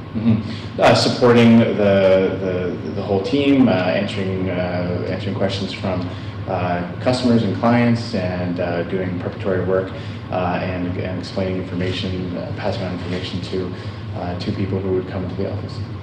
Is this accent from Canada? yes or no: yes; Canada; I was born in Canada. My mom was born in Mississauga. My dad was born in the United States. I grew up my whole life in Canada